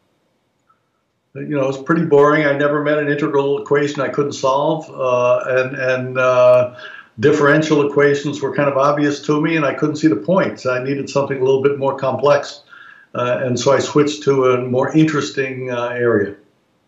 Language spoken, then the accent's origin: English; New York City, New York, United States; I was born in New York City in 1950.